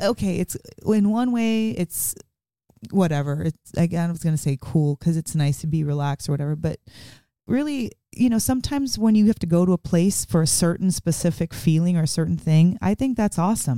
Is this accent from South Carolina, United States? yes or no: no; Las Vegas, Nevada, United States; moved away as an adult; also born or lived in Bronx, New York; now in Portland, United States; I was born in the Bronx, but um, I'm from Vegas. I grew up in Vegas